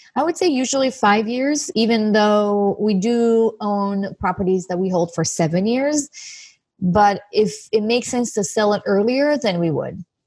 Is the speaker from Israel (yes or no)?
yes; Israel; moved away as an adult; now in Santa Monica, United States; I'm originally from Israel. I live in Santa Monica right now